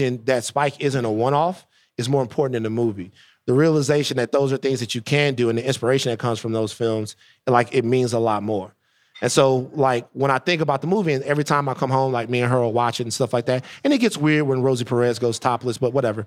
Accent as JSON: {"language": "English", "town": "Baton Rouge", "region": "Louisiana", "country": "United States", "tie": "born or raised there", "said": "growing up in Baton Rouge, that every important person I ever saw in my life was white"}